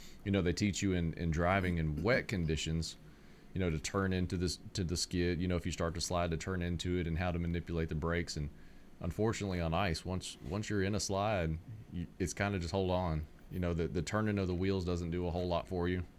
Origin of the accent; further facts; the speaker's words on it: Jackson, Mississippi, United States; moved away as an adult; now in Middle Tennessee, United States; I grew up in Mississippi